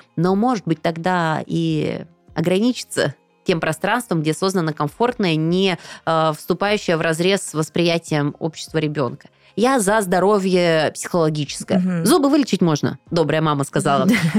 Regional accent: Siberia, Russia; Я же из Сибири

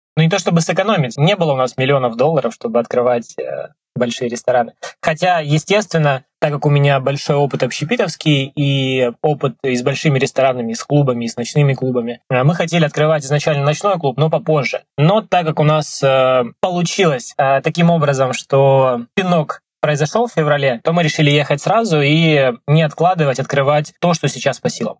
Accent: Krasnodar, Krasnodar Krai, Russia; moved away as an adult; now in Dubai, United Arab Emirates; в Краснодаре, откуда я родом

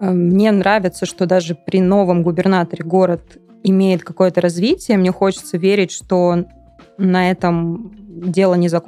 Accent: Kemerovo, Kemerovo Oblast, Russia; moved away; я из Кемерово, и я ни разу не была в Новокузнецке.

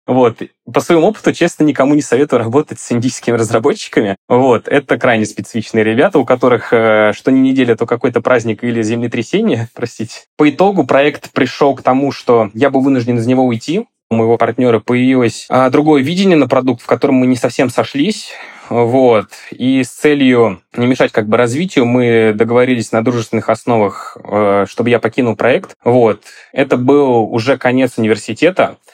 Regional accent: Volgograd Oblast, Russia; moved away as an adult; also born or lived in Moscow; Я родом из Волгограда, именно из области

